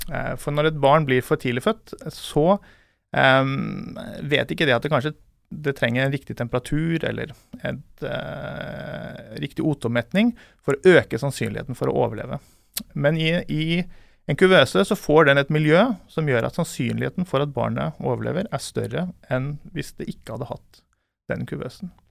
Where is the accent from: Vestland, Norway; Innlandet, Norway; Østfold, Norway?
Vestland, Norway; Askøy; accent: halvkvasi bergensdialekt; Jeg er jo da en ordentlig stril, som du hører på målet. Jeg kommer fra Askøy utenfor Bergen. Jeg eh, har eh, bodd mange år i utlandet, så derfor så ble det en sånn halvkvasi bergensdialekt.